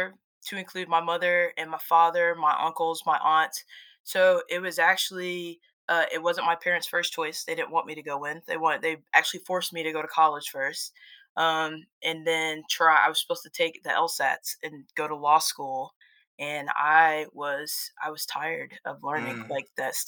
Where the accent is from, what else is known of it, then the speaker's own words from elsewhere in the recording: Darlington, South Carolina, United States; also born or lived in Florence, South Carolina; I'm from South Carolina.